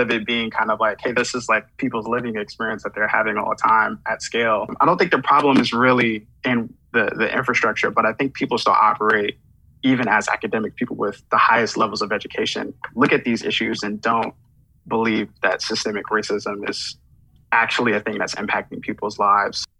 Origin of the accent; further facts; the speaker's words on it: New York City, New York, United States; I'm from Flatbush, Brooklyn. So I, I grew up in Brooklyn, you know, in the 90s